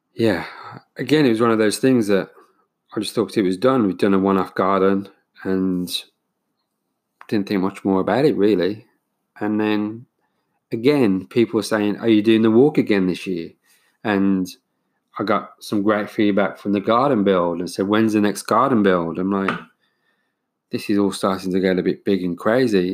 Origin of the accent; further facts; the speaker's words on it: United Kingdom; now in New Zealand; being British